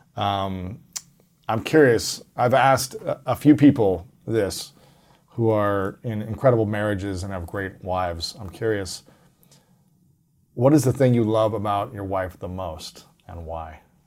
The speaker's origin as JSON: {"language": "English", "region": "Ohio", "country": "United States", "said": "I'm from Ohio"}